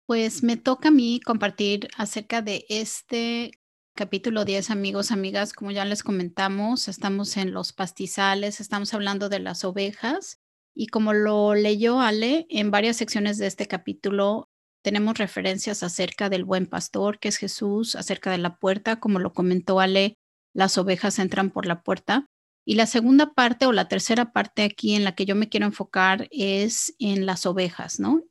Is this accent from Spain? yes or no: no; Mexico; yo eh, crecí en México